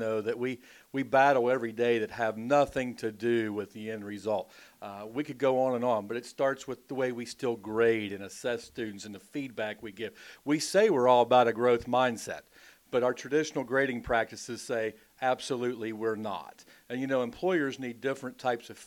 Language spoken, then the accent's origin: English; Huntington, West Virginia, United States; I grew up just outside of Huntington, West Virginia. So basically my whole life's been spent in Appalachia.